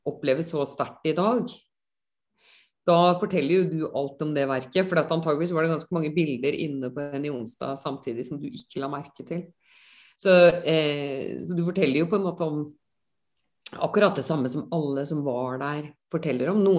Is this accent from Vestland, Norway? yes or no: yes; Bergen, Vestland, Norway; accent: Bergen; also born or lived in Ås; Men før jeg flyttet fra Bergen, så ble jo, da ble jo dialekten sånn som dette